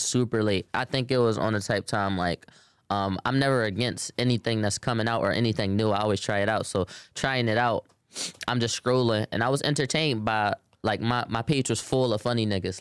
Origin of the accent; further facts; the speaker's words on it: Philadelphia, Pennsylvania, United States; I'm from Philly